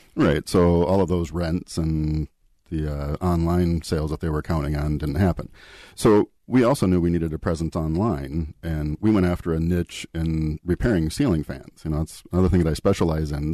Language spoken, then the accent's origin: English; Eden Prairie, Minnesota, United States; I grew up in the Minneapolis area. Eden Prairie was uh, my hometown.